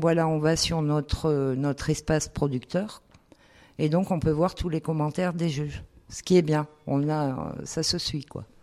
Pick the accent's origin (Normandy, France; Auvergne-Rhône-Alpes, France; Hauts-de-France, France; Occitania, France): Auvergne-Rhône-Alpes, France; on est auvergnat